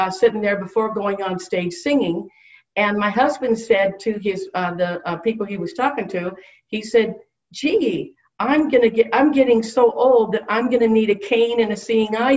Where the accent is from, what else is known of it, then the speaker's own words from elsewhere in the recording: Oregon City, Oregon, United States; moved away as an adult; also born or lived in California; I grew up here in Oregon City, actually in Jennings Lodge, and then moved away when I got married to lived on all over the country